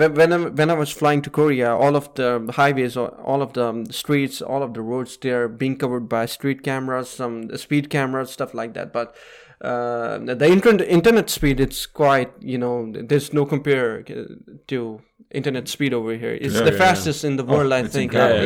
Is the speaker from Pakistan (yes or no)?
yes; Pakistan; So coming from Pakistan, which is very polluted, and we have a lot of smog issues in winter.